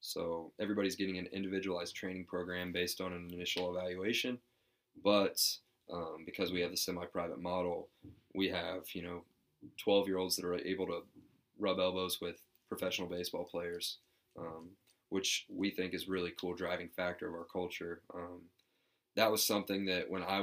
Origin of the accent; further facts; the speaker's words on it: Liberty, Missouri, United States; I grew up in Liberty, Missouri